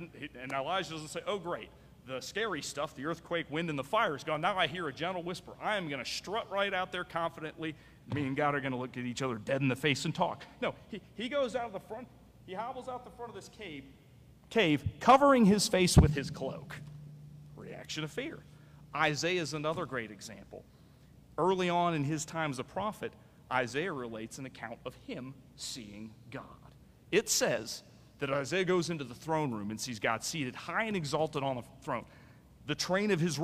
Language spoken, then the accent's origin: English; Midwest, United States; now in Roanoke Valley, United States; I am a Midwesterner. And in the Midwest, we have tornadoes